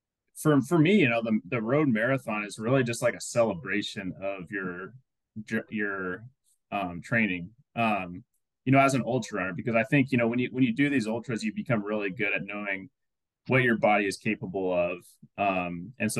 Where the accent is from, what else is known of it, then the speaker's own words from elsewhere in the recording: Iowa, United States; moved away; back to my hometown in Iowa